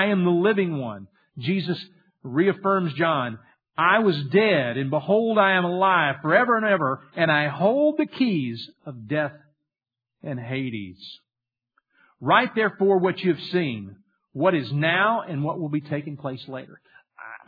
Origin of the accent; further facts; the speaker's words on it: Louisiana, United States; I grew up in Louisiana, and we had a little small farm